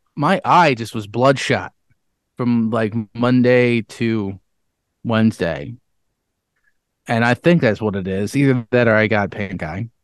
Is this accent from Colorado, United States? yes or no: no; Webster, New York, United States; I was from Webster